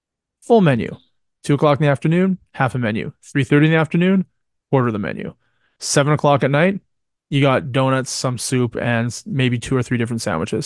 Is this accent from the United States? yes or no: no; Canada; I'm a Canadian that fucking hates Tim Hortons.